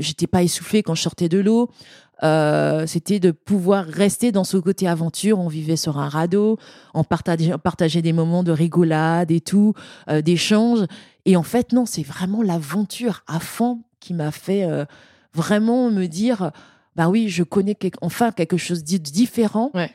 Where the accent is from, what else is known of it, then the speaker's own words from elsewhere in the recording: French Guiana; chez moi en Guyane